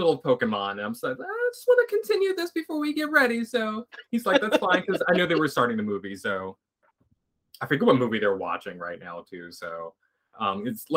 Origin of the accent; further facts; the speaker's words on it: Philadelphia, Pennsylvania, United States; moved away as an adult; now in Columbus, United States; I am originally from Philadelphia, Pennsylvania. I'm from Philly.